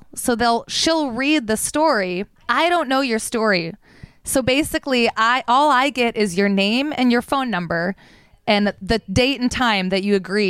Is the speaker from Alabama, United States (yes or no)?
no; Detroit, Michigan, United States; I'm from Metro Detroit, Michigan.